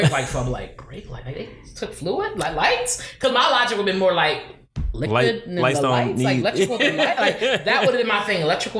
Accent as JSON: {"language": "English", "town": "Philadelphia", "region": "Pennsylvania", "country": "United States", "tie": "born or raised there", "moved": "yes", "lives_now": "Phoenix, United States", "said": "I'm from Philly, like I grew up in Philly, but I ain't here no more."}